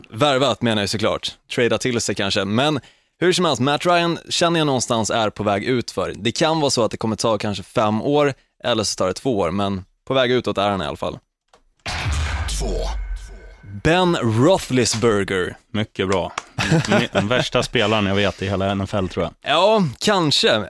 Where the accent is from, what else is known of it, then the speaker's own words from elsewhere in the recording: Södermanland, Sweden; jag som är sörmlänning